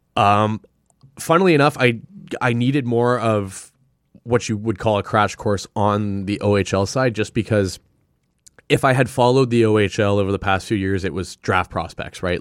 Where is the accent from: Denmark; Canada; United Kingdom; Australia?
Canada; Sudbury, Ontario; also born or lived in Toronto; now in Ottawa, Canada; I was born and raised in Sudbury